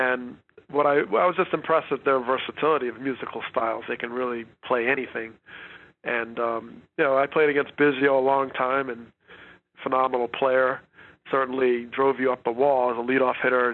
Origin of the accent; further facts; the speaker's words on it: Teaneck, New Jersey, United States; I grew up in Teaneck, New Jersey